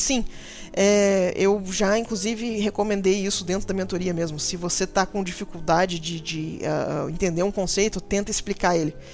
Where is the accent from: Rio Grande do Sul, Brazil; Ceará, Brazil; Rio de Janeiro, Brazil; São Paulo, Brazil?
Rio de Janeiro, Brazil; Macaé; eu fui criada no interior. Eu, fui criada, eu sou do Rio uhum. e eu uhum. fui criada numa cidade chamada Macaé